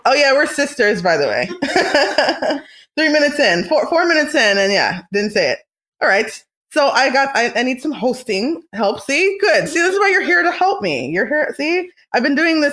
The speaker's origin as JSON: {"language": "English", "country": "Canada", "said": "We're Canadian"}